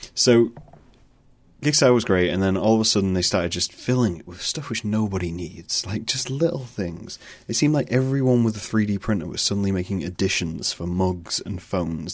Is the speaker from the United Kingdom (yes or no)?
yes; United Kingdom